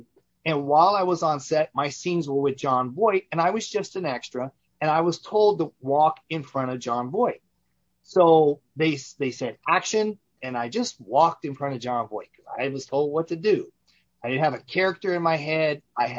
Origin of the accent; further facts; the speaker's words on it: Richmond, California, United States; also born or lived in Las Vegas, Nevada; I'm a native Californian. I was born and raised in Northern California in the San Francisco Bay Area, in the East Bay, basically, in a little town named Richmond, called Richmond, California. I grew up there